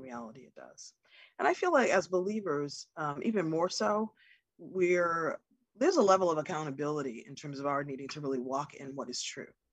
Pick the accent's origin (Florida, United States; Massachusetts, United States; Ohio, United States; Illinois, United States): Massachusetts, United States; I'm in Massachusetts right now